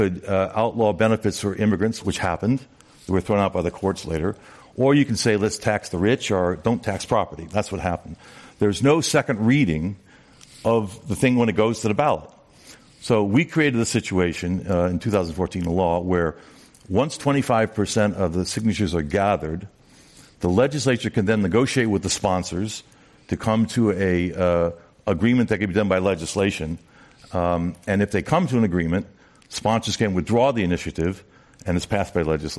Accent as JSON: {"language": "English", "region": "California", "country": "United States", "said": "we're Californian"}